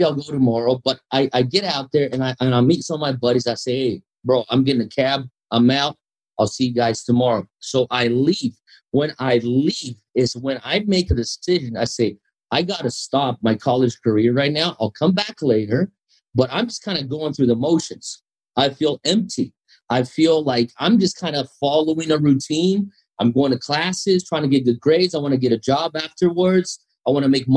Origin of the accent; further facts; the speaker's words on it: São Paulo, Brazil; So the largest Japanese population outside Japan is in Brazil, in São Paulo